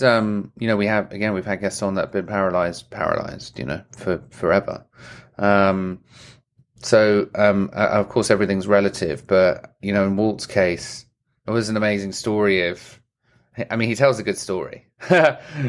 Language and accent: English; England, United Kingdom; I'm English